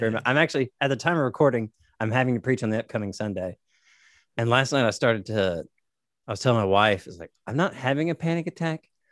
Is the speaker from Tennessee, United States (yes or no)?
yes; Nashville, Tennessee, United States; now in Corpus Christi, United States; I'm from Nashville, Tennessee, currently living in Corpus Christi, Texas